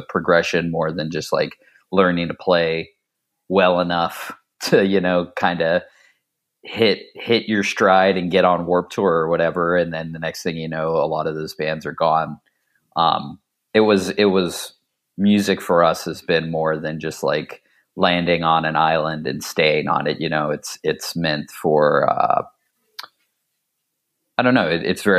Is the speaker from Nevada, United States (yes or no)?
no; Ohio, United States; mostly just riding around the small town I grew up in outside of Dayton and hitting different spots.